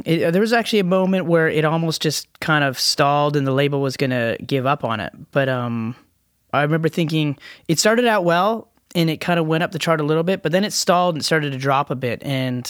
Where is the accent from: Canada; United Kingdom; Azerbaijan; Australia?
Canada; we're Canadians.